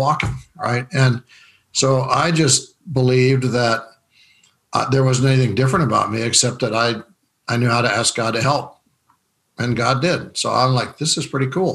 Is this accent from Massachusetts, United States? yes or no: no; Rapid City, South Dakota, United States; I was raised in Rapid City, South Dakota